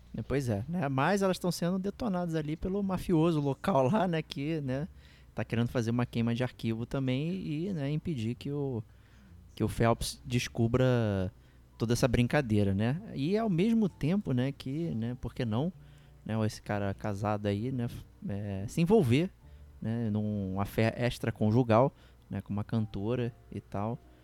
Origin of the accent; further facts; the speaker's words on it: Brazil; A gente, como brasileiro